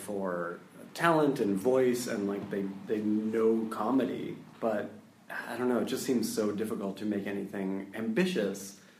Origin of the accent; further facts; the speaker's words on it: Boston, Massachusetts, United States; my hometown of Boston, Massachusetts.